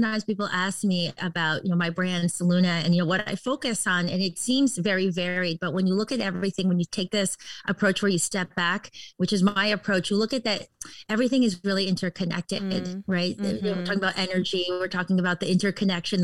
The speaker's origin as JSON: {"language": "English", "region": "Connecticut", "country": "United States", "tie": "born or raised there", "also_born_or_lived": "Washington, D.C. / New York / Los Angeles", "moved": "as an adult", "lives_now": "Southern California, United States", "said": "I grew up on the East Coast. I grew up in Connecticut"}